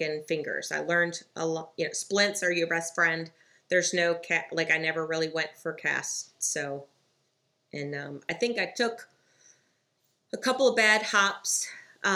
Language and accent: English; Michigan, United States; my family's from the Great Lakes state of Michigan